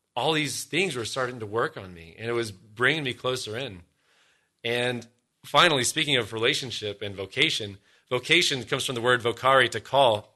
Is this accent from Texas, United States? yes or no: no; Columbus, Ohio, United States; also born or lived in Denver, Colorado; when we moved from Denver, where I was born, out here to Columbus, Ohio, God's promised land